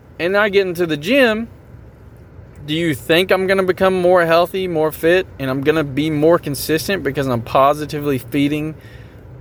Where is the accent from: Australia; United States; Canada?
United States; Tennessee; I'm from Tennessee